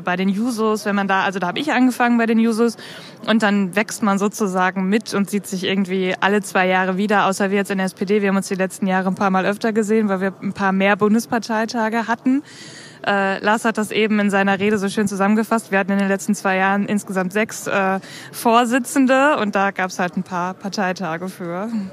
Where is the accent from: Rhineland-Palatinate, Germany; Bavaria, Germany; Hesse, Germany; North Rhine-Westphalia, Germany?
North Rhine-Westphalia, Germany; Bielefeld; Ich komme aus Bielefeld